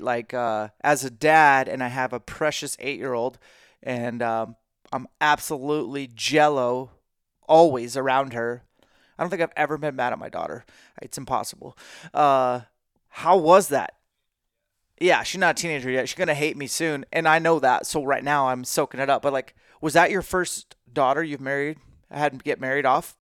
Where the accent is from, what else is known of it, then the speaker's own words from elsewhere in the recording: Spokane, Washington, United States; in Spokane, my hometown